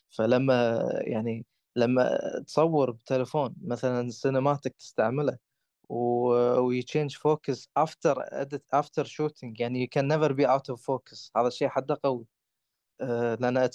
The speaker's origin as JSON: {"language": "Arabic", "country": "Kuwait", "said": "احنا عامة عندنا بالكويت"}